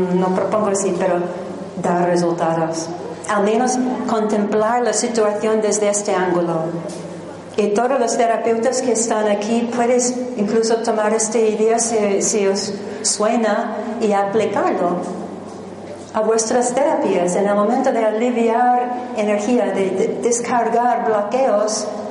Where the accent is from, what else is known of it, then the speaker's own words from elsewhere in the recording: New Jersey, United States; Spanish is a second language; moved away as an adult; also born or lived in Manhattan, New York; originalmente soy americana de New Jersey